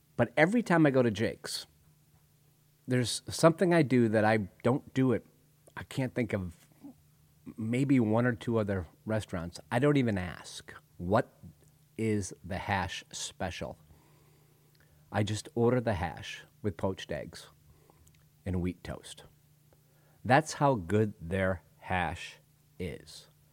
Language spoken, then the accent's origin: English; Northampton, Massachusetts, United States; moved away; my hometown, Northampton, Massachusetts.